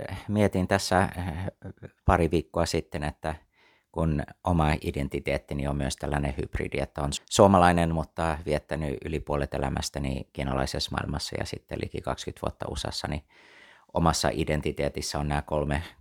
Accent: Taiwan; also born or lived in United States; synnyin ja kasvoin Taivanilla lähetyslapsena koko lapsuuteni ja, ja tota, sitten siitä eteenpäin tota, tein lähetystyötä kiinalaisten parissa New Yorkissa, vietin melkein 20 vuotta Yhdysvalloissa ja sieltä sitten palasin Taivaniin itse lähetystyöhön teologian kouluttajana seitsemän vuotta

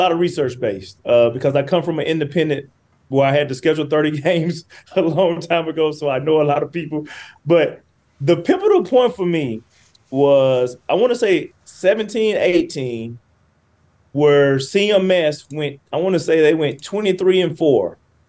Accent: Muscle Shoals, Alabama, United States; moved away as an adult; also born or lived in Cincinnati / Indianapolis; now in California, United States; I'm from Muscle Shoals, Alabama. That's in Florence, my hometown

